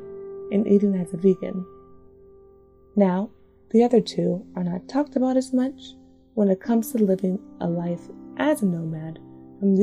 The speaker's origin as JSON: {"language": "English", "region": "Washington", "country": "United States", "tie": "born or raised there", "also_born_or_lived": "New Jersey", "moved": "yes", "said": "living and working from my hometown in Washington State"}